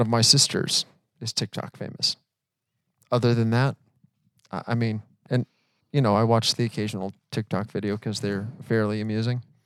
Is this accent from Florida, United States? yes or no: yes; Florida, United States; now in Atlanta, United States; we live in Atlanta, but we are originally from Florida. Yes, that is correct. We are native Floridians.